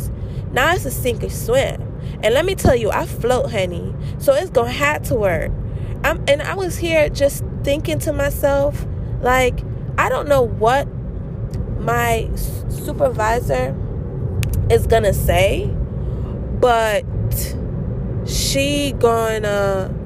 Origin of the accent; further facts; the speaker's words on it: St. Kitts & Nevis; now in United States; I'm American born, but I was not raised in America. St. Kitts and Nevis is my home.